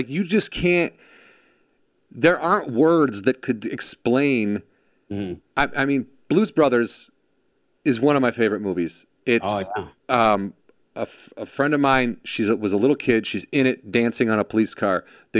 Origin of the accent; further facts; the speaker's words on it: Illinois, United States; I'm from Illinois.